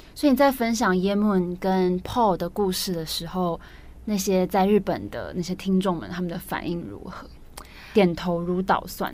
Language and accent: Chinese; Taiwan; 身为台湾人，就是这个时代的台湾人